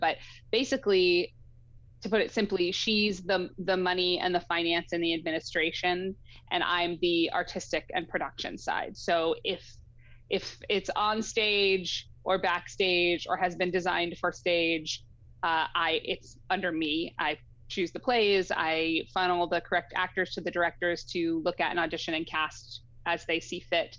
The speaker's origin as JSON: {"language": "English", "region": "Rhode Island", "country": "United States", "tie": "born or raised there", "also_born_or_lived": "New England", "moved": "as an adult", "lives_now": "Pacific Northwest, United States", "said": "I was born in Rhode Island"}